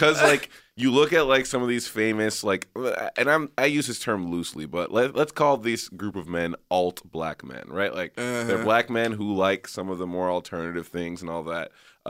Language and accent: English; Texas, United States; now in Los Angeles, United States; I'm from Texas.